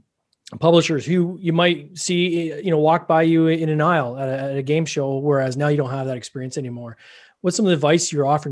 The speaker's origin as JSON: {"language": "English", "country": "Canada", "said": "Like, if I know here in Canada, we're both Canadian."}